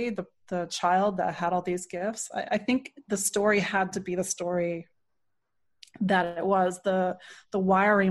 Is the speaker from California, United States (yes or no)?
no; D.C., Maryland suburbs of Washington, United States; I am from the Washington, D.C. area originally. I grew up in Maryland, in the suburbs of Maryland